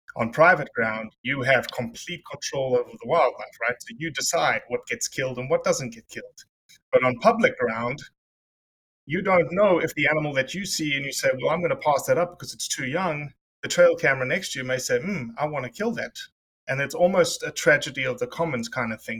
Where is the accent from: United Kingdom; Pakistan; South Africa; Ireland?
South Africa; I'm South African.